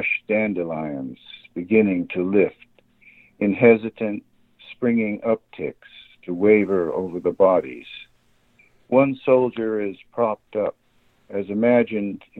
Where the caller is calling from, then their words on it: Grass Valley, California, United States; I'm calling from the Bay Area right now, but I live up in Grass Valley near Nevada City